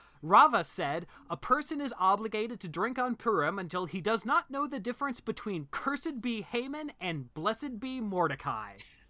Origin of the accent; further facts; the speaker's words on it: Indiana, United States; moved away; I'm from Indiana.